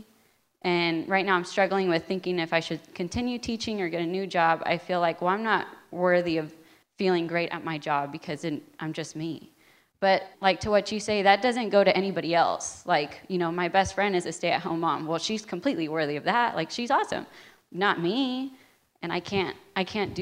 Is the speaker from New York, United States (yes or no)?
no; South Texas, United States; now in Knoxville, United States; originally from South Texas